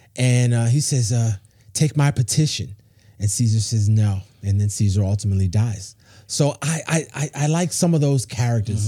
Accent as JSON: {"language": "English", "town": "New York City", "region": "New York", "country": "United States", "tie": "born or raised there", "moved": "yes", "lives_now": "Charlotte, United States", "said": "I grew up in New York City"}